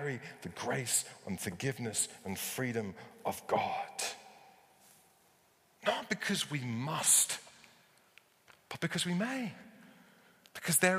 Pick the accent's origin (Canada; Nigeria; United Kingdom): United Kingdom; because we're British